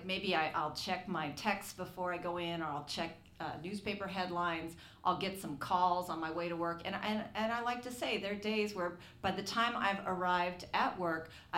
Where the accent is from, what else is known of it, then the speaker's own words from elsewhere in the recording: Oakland, California, United States; Being born and raised in Oakland is so much of like who I am